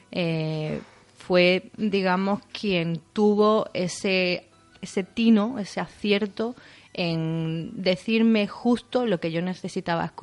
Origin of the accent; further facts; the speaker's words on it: Isla Cristina, Andalusia, Spain; libro hablo muchísimo de mi pueblo, eh, hay un vínculo directo muy grande entre, entre la protagonista y, y, mi pueblo. Y bueno, tenía que ser aquí porque la primera no podía ser en otro sitio. Tenía que rendir un poco un homenaje a Isla Cristina